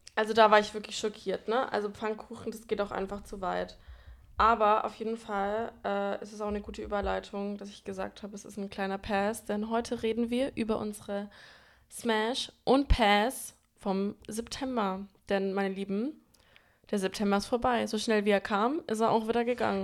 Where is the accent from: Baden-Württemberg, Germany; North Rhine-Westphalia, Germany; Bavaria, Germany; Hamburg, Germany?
Bavaria, Germany; Franconia; now in Berlin, Germany; wir kommen beide aus Franken